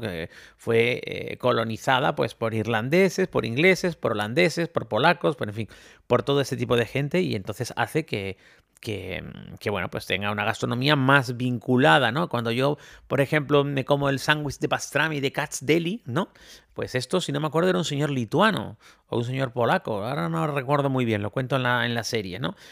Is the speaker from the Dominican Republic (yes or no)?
no; Spain; yo soy de España